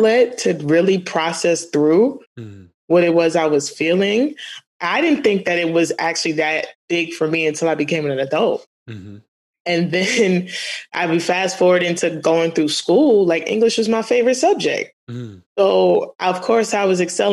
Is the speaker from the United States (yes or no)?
yes; New York City, New York, United States; I'm a native of Queens